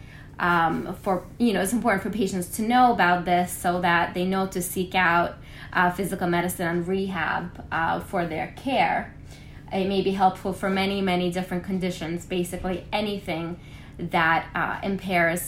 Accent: New York, United States; also born or lived in Kirksville, Missouri; I then returned to New York, where I am originally from

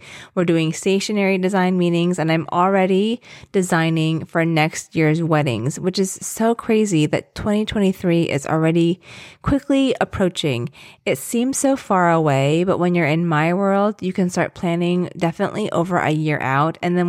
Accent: Philippines; and I'm Filipino, obviously, and I'm obsessed with the ube macarons.

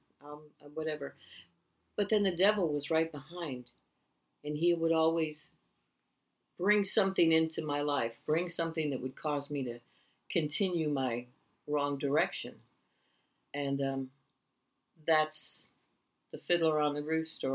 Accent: Buffalo, New York, United States; I was born in Buffalo, New York, and I do not know my birth parents

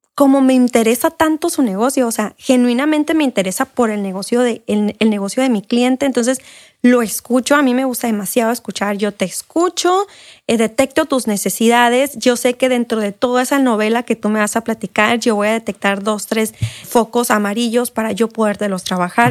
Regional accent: San Luis Río Colorado, Sonora, Mexico; moved away as an adult; now in Mexicali, Mexico; soy de San Luis Colorado

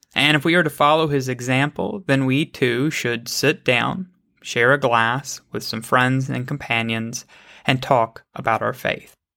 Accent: United States; I am an American

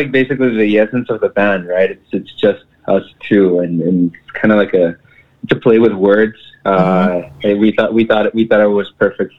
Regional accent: Mexico; now in Brownsville, United States; I'm originally from Mexico. We live in a border town right here in South Texas. I'm originally from Mexico, but have been residing here in Brownsville for a long time now.

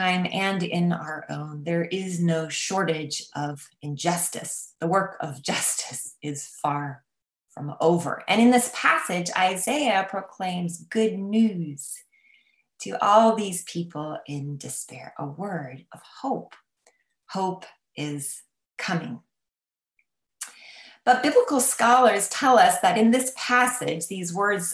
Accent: United States; I'm an American.

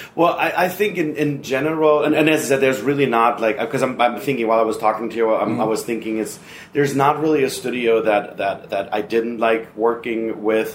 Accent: Germany; moved away as an adult; now in Los Angeles, United States; I'm originally from Germany

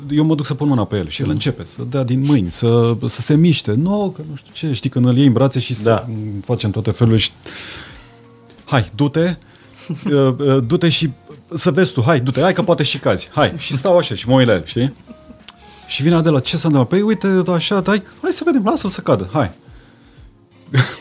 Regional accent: Transylvania, Romania; Sunt și ardelean

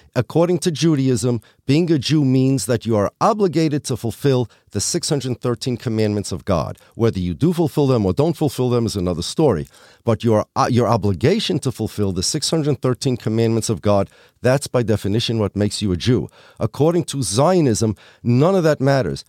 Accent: United States; I'm American. I'm an American. My family's from Poland

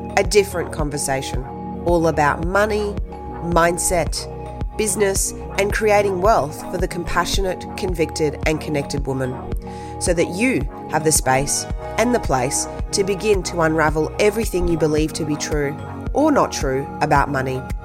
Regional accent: Brisbane, Queensland, Australia; English is a second language; also born or lived in Tahiti; I grew up in Brisbane

